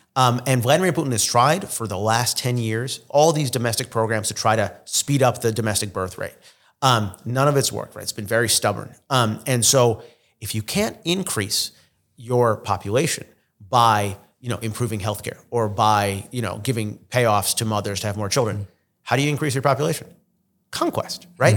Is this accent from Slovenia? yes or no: no; Israel; first language Russian; English is a second language; now in United States; I was born in Israel, uh, we sort of, we have all the Middle Eastern connections, we have the Russian connections, I s, native Russian speaker.